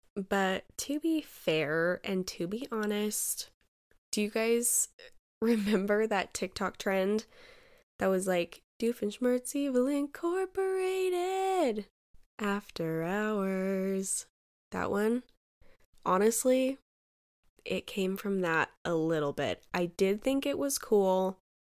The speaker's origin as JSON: {"language": "English", "region": "Utah", "country": "United States", "tie": "born or raised there", "said": "I was born and raised in Utah. I've been here all my life"}